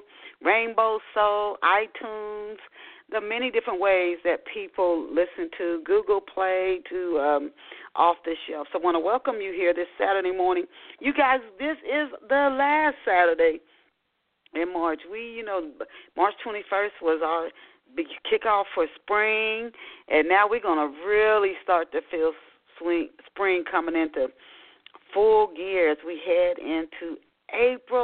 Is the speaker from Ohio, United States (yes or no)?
yes; Dayton, Ohio, United States; I grew up in West Dayton, Ohio